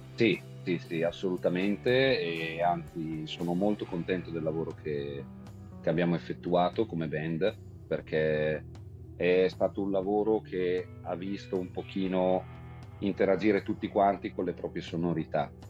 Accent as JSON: {"language": "Italian", "area": "Brescia", "region": "Lombardy", "country": "Italy", "tie": "born or raised there", "said": "siamo di Brescia, ma veniamo prevalentemente dal lago di Garda"}